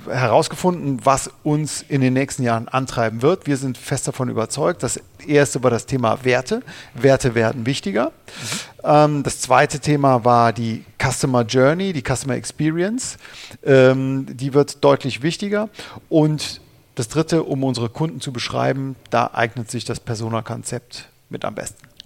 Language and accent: German; Cologne, North Rhine-Westphalia, Germany; Äh, ja, als Kölner der Klassenerhalt